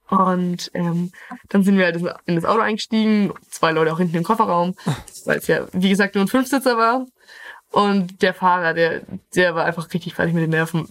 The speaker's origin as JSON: {"language": "German", "area": "Middle Franconia", "region": "Bavaria", "country": "Germany", "tie": "born or raised there", "said": "ich komme gebürtig aus Mittelfranken, aus einem kleinen Dorf und momentan lebe ich in Gabelspaten, Kürken"}